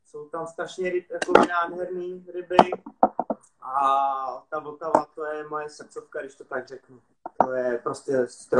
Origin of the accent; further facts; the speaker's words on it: Prague, Czechia; jak jsem rodilý Pražák